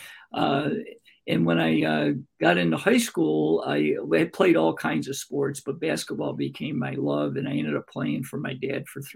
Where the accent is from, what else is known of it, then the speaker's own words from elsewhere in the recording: Greece, New York, United States; also born or lived in Rochester, New York; I wanted to get back to my hometown called Greece, New York